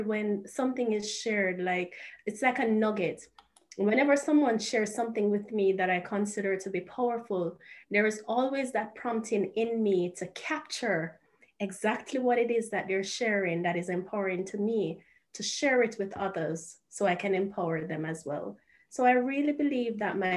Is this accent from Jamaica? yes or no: yes; Kingston, Jamaica; moved away as an adult; now in Japan; I am from Jamaica. I was born and I grew up in Sea View Gardens. That's an inner city community in Jamaica, in Kingston